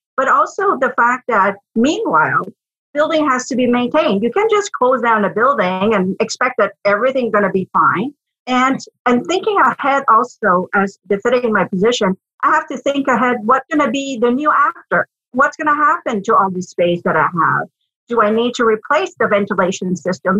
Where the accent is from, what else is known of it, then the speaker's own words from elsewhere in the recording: Quebec, Canada; moved away as an adult; also born or lived in Ottawa; I grew up in Quebec, did my degrees in French, you know, learned to speak French like a good Quebecois.